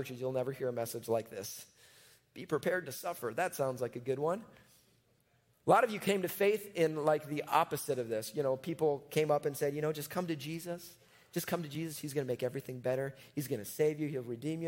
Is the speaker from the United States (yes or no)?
yes; Chicago, Illinois, United States; I'm from Chicago. That's where I grew up.